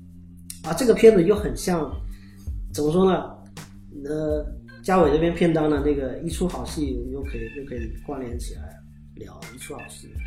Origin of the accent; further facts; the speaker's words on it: China; 我们中国人